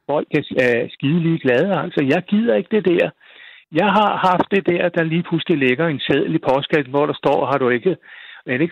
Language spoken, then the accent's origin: Danish; Frederiksberg, Capital Region of Denmark, Denmark; jeg kan ikke se grunden til, at jeg skal ændre mig, bare fordi jeg kommer fra Frederiksberg.